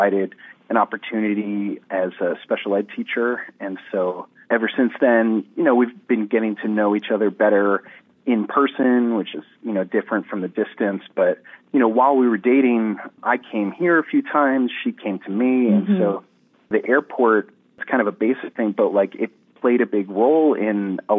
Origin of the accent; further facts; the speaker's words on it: New Jersey, United States; moved away as an adult; also born or lived in Virginia; I'm originally from New Jersey, even though I was actually in Virginia for grad school at the time